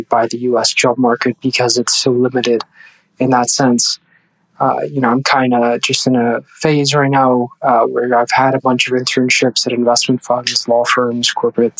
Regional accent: Dubai, United Arab Emirates; moved away as an adult; also born or lived in London; now in Boston, United States; I was born in London and grew up in Dubai and then came to Boston to study.

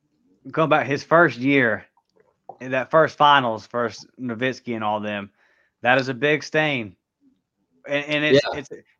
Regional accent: Pensacola, Florida, United States; born or raised there

